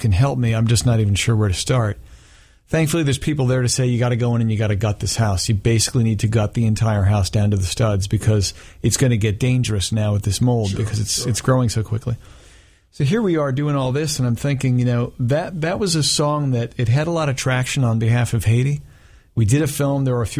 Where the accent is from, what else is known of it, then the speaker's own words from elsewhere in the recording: South Africa; moved away; I grew up in South Africa